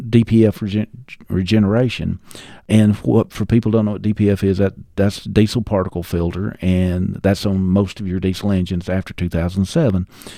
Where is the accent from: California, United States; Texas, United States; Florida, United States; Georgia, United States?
Georgia, United States; No, I was raised in Northeast Georgia, in Banks County, which is most people will never know where Banks County is